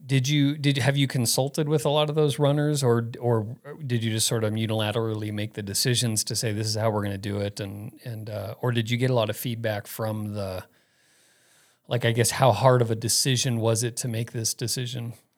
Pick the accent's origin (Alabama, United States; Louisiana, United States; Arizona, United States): Arizona, United States; Phoenix; moved away as an adult; Growing up in Phoenix